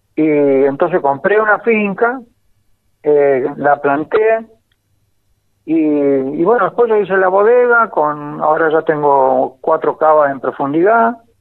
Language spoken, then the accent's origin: Spanish; Ezpeleta, Buenos Aires Province, Argentina; now in San Juan, Argentina; yo nací en, en Espeleta, al lado de Quilmes, en provincia de ah, Buenos Aires